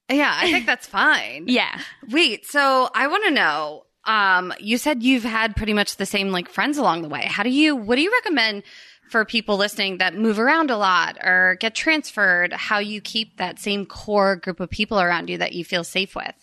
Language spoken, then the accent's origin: English; Princeton, New Jersey, United States; I grew up in Princeton, New Jersey